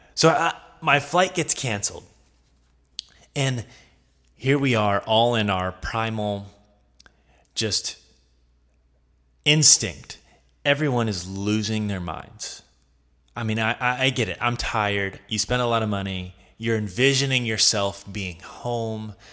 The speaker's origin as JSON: {"language": "English", "region": "the South", "country": "United States", "said": "I'm from the South"}